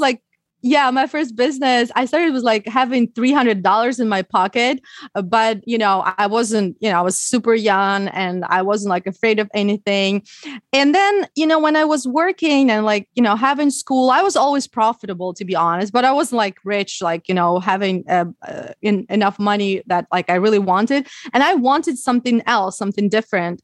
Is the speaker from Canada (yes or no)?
no; Ukraine; English is a second language; moved away as an adult; also born or lived in Odessa; now in United States; I learned English when I was in Ukraine. I didn't live in the U, U S when I was a, when I was a child.